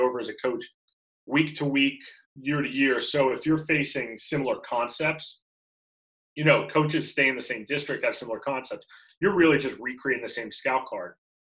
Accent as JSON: {"language": "English", "town": "Orlando", "region": "Florida", "country": "United States", "tie": "born or raised there", "also_born_or_lived": "Gainesville, Florida", "said": "my hometown in Florida, in Orlando, Florida, at Winter Park High School"}